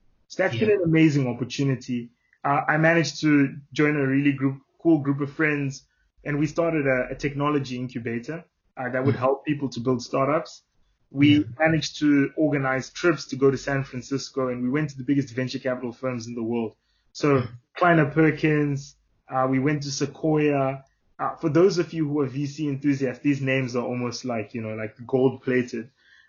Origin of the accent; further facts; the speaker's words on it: South Africa; now in Oxford, United Kingdom; So I think particularly growing up in South Africa, sometimes we develop a sense of like toxic masculinity